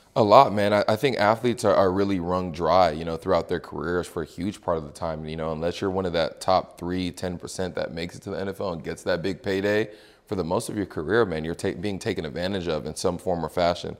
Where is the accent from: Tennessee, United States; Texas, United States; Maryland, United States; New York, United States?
Texas, United States; Houston; moved away as an adult; also born or lived in California; born and raised in Houston, Texas